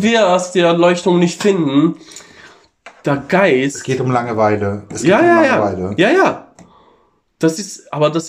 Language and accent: German; Italy; Also ich als Italiener, ich denke immer ans Essen.